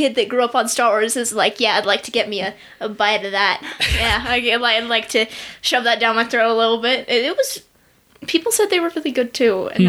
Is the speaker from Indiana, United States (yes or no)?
no; California, United States; growing up in California, it was constantly super hot.